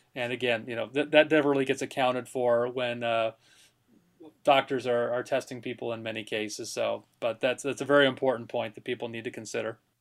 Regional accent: Connecticut, United States; moved away; my home state there. It's named after Lyme, Connecticut

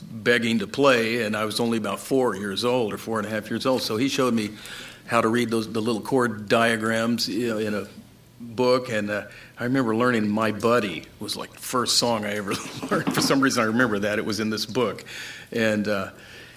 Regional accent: Tulsa, Oklahoma, United States; moved away as an adult; now in California, United States; I'm from Tulsa, Oklahoma

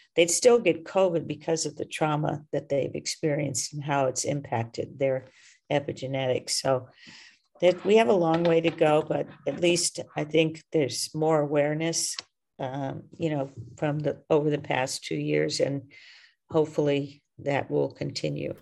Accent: the South, United States; I was raised in the South

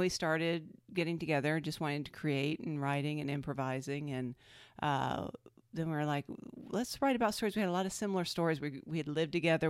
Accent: Georgia, United States; moved away as an adult; also born or lived in Los Angeles / Seattle; I grew up in Georgia

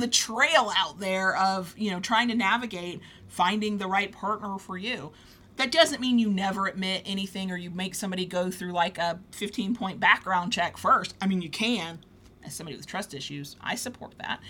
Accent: United States; accent: southern; Mississippi, North Florida drawl; my southern accent comes out more

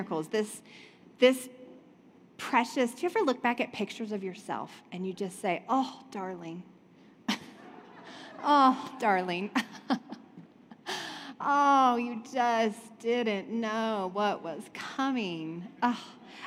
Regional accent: North Carolina, United States; I was raised in the South. I'm from North Carolina

